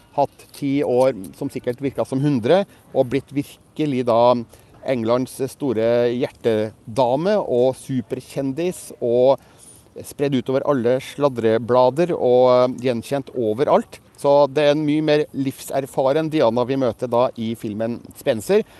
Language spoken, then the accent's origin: Norwegian; Norway; mine engelskkunnskaper litt prega av at jeg er nordmann